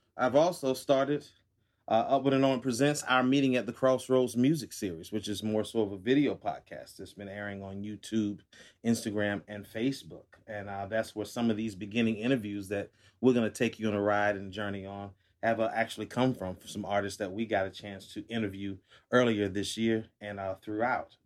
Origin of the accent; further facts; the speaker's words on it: Atlanta, Georgia, United States; now in New York, United States; I'm from Atlanta